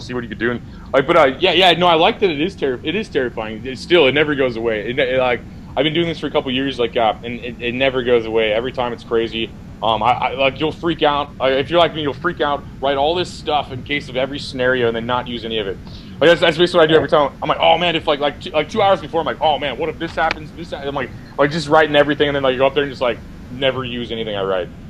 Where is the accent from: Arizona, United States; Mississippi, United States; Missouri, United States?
Missouri, United States; I'm from Missouri.